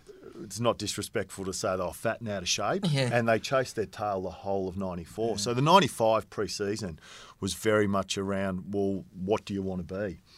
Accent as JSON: {"language": "English", "town": "Camperdown", "region": "Victoria", "country": "Australia", "tie": "born or raised there", "said": "I mean, I grew up in Camperdown and it was the Hampden League Juniors."}